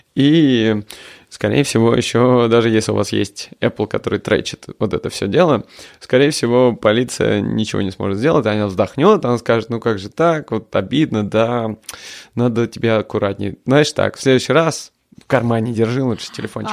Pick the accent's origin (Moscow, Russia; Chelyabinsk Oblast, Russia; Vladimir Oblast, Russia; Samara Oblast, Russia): Moscow, Russia; moved away as an adult; now in London, United Kingdom; Я хоть и родился под Москвой и вырос в Москве